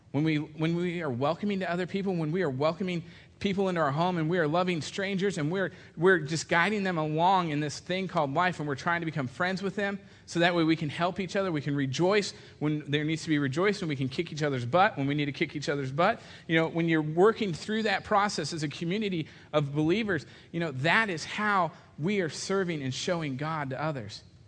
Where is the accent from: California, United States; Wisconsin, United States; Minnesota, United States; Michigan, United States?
California, United States; we're from California, so it's you guys